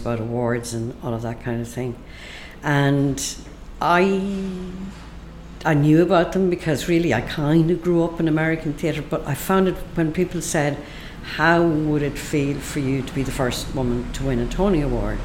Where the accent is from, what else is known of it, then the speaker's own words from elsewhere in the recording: Ireland; my life as an Irish person